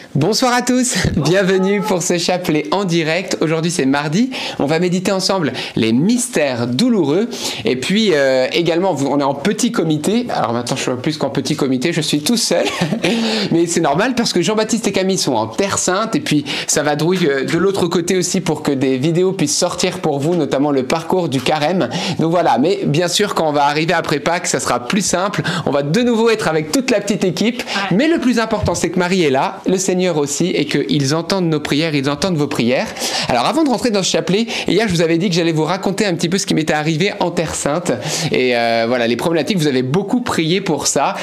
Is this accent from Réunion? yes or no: no; Lebanon; now in France; je suis né au Liban.